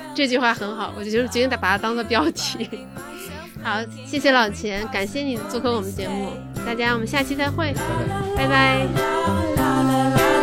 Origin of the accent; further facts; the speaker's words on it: Northeast China, China; 咱们东北人